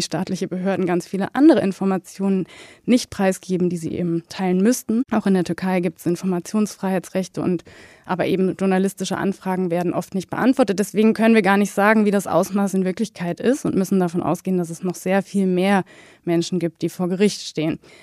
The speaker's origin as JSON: {"language": "German", "country": "Germany", "said": "als Deutsche"}